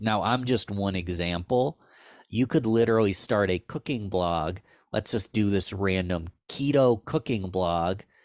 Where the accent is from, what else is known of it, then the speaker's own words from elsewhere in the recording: Rochester, New York, United States; born and raised in Rochester